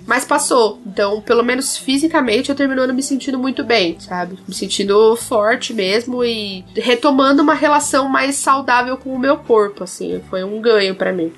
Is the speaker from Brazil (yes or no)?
yes; South Region, Brazil; Sou do Sul